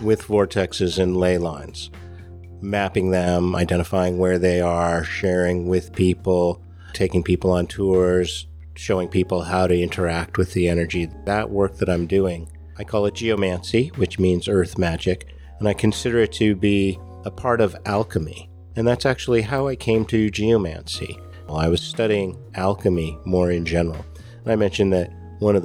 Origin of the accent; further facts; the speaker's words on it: Novato, California, United States; also born or lived in San Francisco; now in Rogue Valley, United States; I was living in the North Bay. I was living in Novato growing up